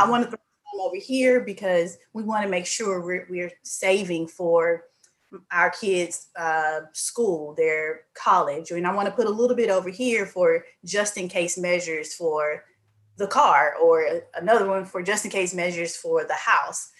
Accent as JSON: {"language": "English", "region": "Mississippi", "country": "United States", "moved": "yes", "lives_now": "Houston, United States", "said": "I'm from Mississippi, but I'm currently in Houston, Texas."}